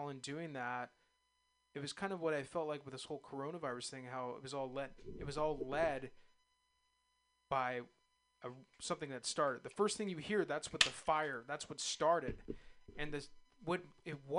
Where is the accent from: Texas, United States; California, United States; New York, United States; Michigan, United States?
California, United States; East Bay; I was born in the East Bay, and I grew up a huge A's fan and a Niners fan